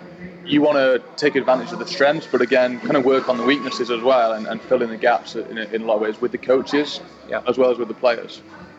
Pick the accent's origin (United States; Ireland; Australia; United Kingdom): United Kingdom; England; as an Englishman